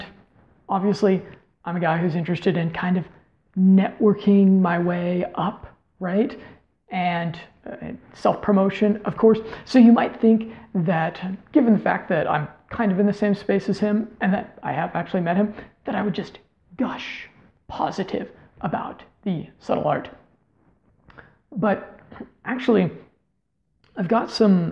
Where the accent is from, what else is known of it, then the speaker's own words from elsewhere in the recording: United States; also born or lived in Colombia; to live there as an American guy